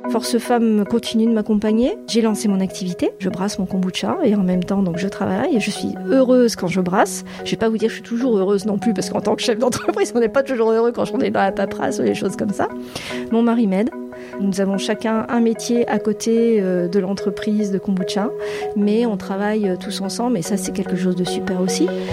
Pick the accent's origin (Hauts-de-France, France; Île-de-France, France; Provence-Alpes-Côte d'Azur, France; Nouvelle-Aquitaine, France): Hauts-de-France, France; Boulogne-sur-Mer; moved away as an adult; also born or lived in United States; je suis originaire de la région des Hauts-de-France et de Boulogne-sur-Mer où mes parents sont installés quand mon père a ouvert son cabinet médical